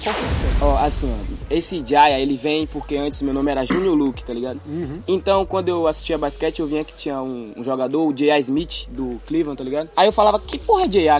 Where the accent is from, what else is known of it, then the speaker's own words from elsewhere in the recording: Salvador, Bahia, Brazil; Pituaçu é o nome da minha quebrada lá